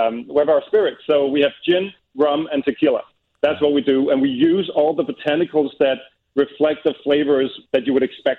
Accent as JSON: {"language": "English", "town": "Copenhagen", "region": "Capital Region of Denmark", "country": "Denmark", "second_language": "English", "said": "We're from Copenhagen ourselves."}